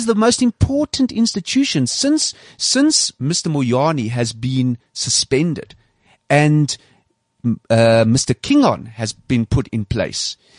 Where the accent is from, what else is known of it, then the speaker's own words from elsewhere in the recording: South Africa; I'm a South African. This is my country as much as anybody else